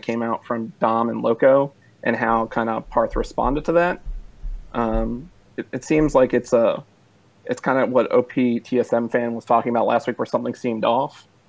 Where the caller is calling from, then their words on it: Newport News, Virginia, United States; Calling from Newport News, Virginia.